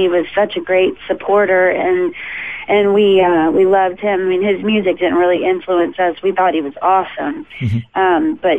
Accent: South Texas, United States; I grew up in South Texas and got started in the music line of work at about 14

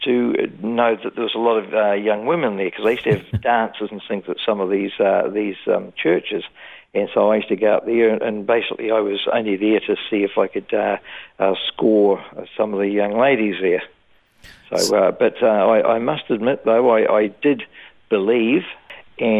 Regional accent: Dunedin, Otago, New Zealand; now in Brisbane, Australia; I was born in Dunedin, New Zealand in 1951

